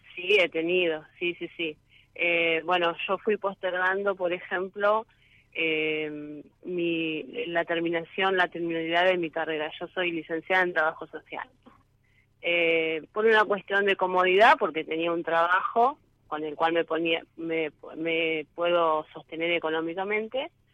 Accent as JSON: {"language": "Spanish", "town": "San José", "region": "Entre Ríos", "country": "Argentina", "said": "yo soy de San José, departamento Colón, Entre Ríos."}